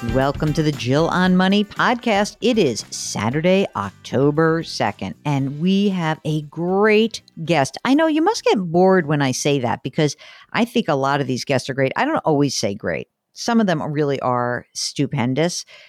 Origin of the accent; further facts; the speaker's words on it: Northeast, United States; a neurotic Jew like I am from the Northeast